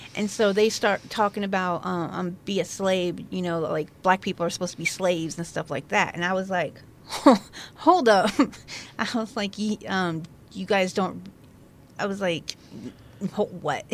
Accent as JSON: {"language": "English", "town": "La Pine", "region": "Oregon", "country": "United States", "tie": "born or raised there", "also_born_or_lived": "Crescent, Oregon / Virginia", "moved": "as an adult", "said": "I am a native from La Pine. I lived there for about, I don't know, sixteen years, fifteen years. Then I ended up moving to Crescent"}